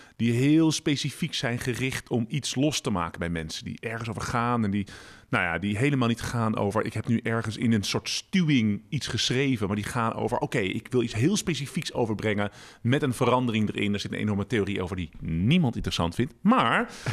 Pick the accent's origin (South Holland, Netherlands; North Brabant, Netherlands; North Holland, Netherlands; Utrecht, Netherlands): Utrecht, Netherlands; Ik kom uit Utrecht, maar ik woon met mijn vrouw Esther en dochter Floor